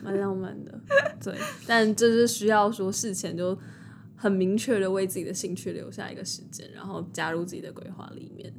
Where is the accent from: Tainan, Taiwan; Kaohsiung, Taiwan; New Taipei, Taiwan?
New Taipei, Taiwan; 因为我是新北人